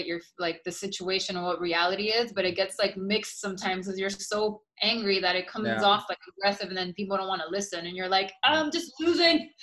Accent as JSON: {"language": "English", "town": "Miami", "region": "Florida", "country": "United States", "tie": "born or raised there", "also_born_or_lived": "Argentina", "moved": "as an adult", "lives_now": "New York, United States", "said": "I was born and raised in Miami before I moved to New York, and I'm Argentinian"}